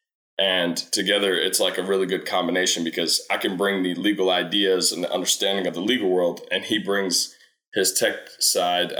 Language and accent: English; Louisville, Kentucky, United States; I was born and raised here in Louisville